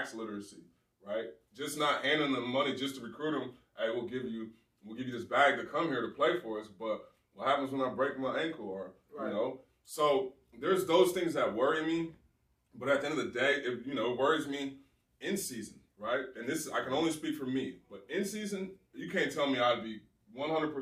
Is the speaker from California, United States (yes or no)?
yes; California, United States; moved away; also born or lived in Ohio; I'm from California.